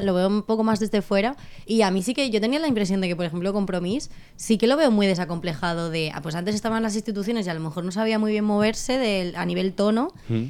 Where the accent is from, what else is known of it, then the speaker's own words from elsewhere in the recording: Valencian Community, Spain; now in Catalonia, Spain; nosotros como valencianos